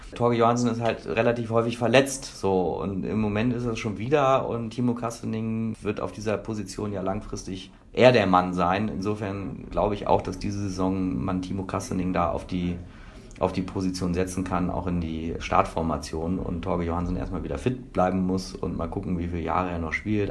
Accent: Hanover, Lower Saxony, Germany; ich komme aus Hannover

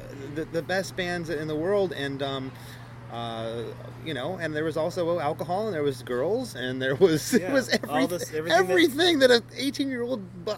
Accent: England, United Kingdom; I'm from England, so I'm not racist.

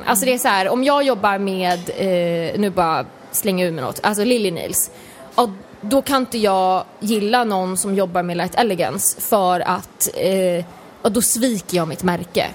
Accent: Sweden; Som svensk

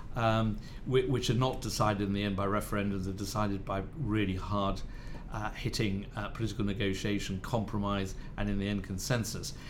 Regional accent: Madrid, Community of Madrid, Spain; I was born in Madrid. I'm half British, half Spanish.

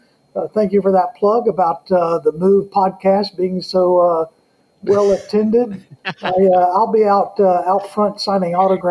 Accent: the South, United States; accent: Southern; As if you can tell, I'm from the South, with the accent

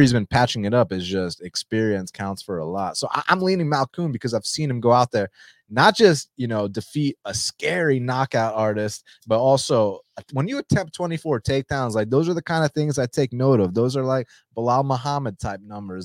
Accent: Atlanta, Georgia, United States; I'm from Atlanta.

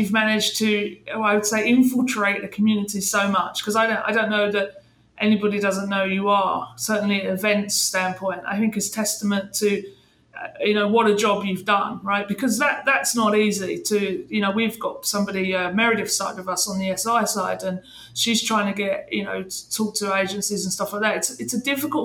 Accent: England, United Kingdom; moved away as an adult; now in United States; me being English, we're not used to that form of happiness, even though I've been in America 6 years

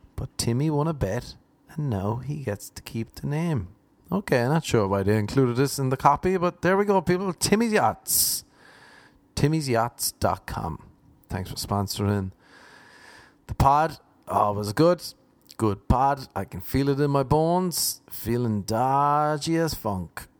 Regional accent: Ireland; moved away as an adult; also born or lived in Cork; now in Los Angeles, United States; I'm an Irishman trying to make it in LA.

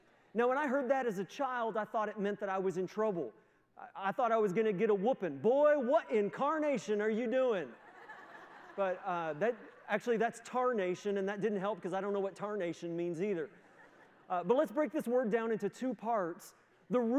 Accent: the Maritimes, Canada; moved away as an adult; also born or lived in United States; now in Moncton, Canada; my family, although we're all from the Maritimes

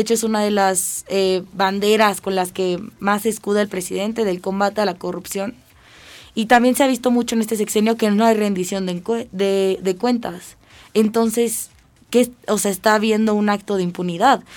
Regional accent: Mexico; nosotros como ciudadanos y como mexicanos

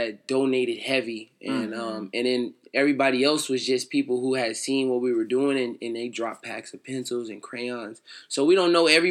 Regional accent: Phoenix, Arizona, United States; we grew up in South Phoenix

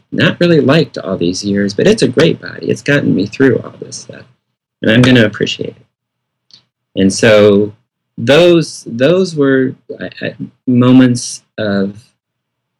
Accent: Michigan, United States; growing up in Michigan, Al Kaline was a right fielder for the Detroit Tigers, was one of my heroes.

